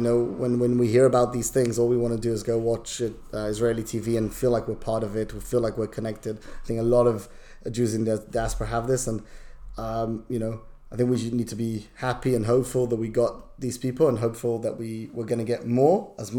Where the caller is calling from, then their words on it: London, United Kingdom; I'm joining you from London.